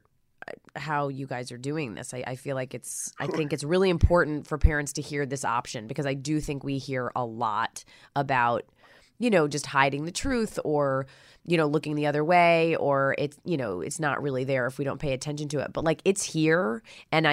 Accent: New York, United States; now in Los Angeles, United States; I grew up in New York also

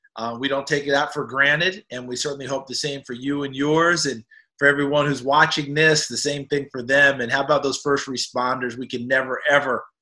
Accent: New York, United States; I grew up in New York State

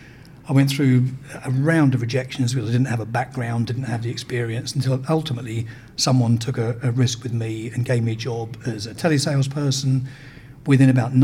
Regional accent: United Kingdom; also born or lived in United States; while I was running the company in America as a Brit

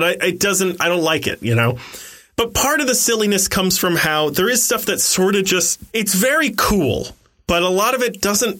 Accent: the South, United States; I was raised in the South.

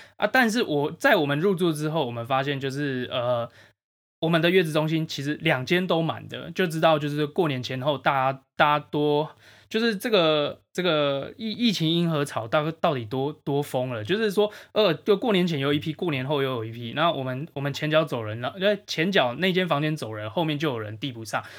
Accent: Changhua County, Taiwan; now in Taipei, Taiwan; 我家乡彰化

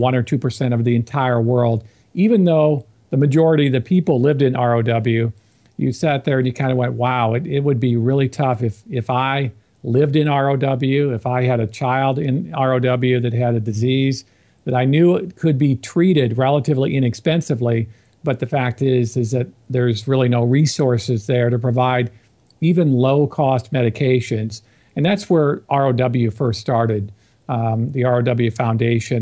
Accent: Iowa, United States; moved away as an adult; now in Chicago, United States; We're both from Iowa.

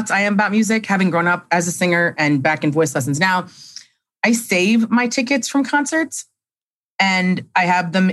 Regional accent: Cleveland, Ohio, United States; when I was in middle school, growing up in Cleveland

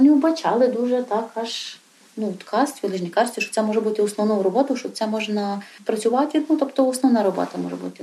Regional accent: Yavoriv, Ivano-Frankivsk Oblast, Ukraine; я одна з місцевих таких корінних гуцулок

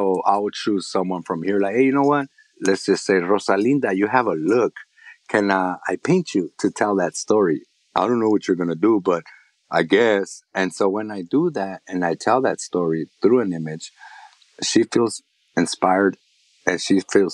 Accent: Los Angeles, California, United States; growing up in East Los Angeles, Boyle Heights

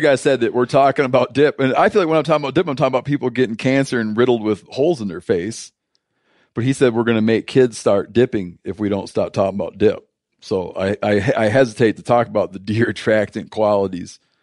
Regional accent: United States; I'm, I'm deeply American

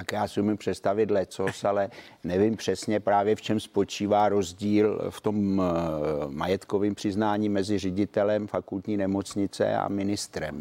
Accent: Czechia; hrdý, že jsem Čech

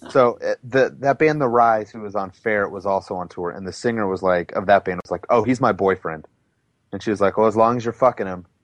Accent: California, United States; I was like, no, but I'm on tour from California.

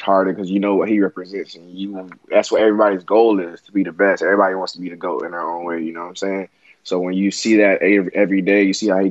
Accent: Broward County, Florida, United States; moved away; my hometown

